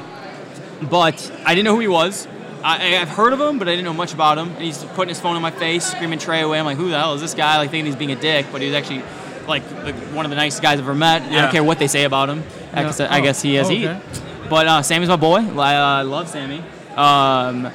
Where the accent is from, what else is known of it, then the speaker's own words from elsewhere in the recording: Oak Lawn, Illinois, United States; I'm from Oak Lawn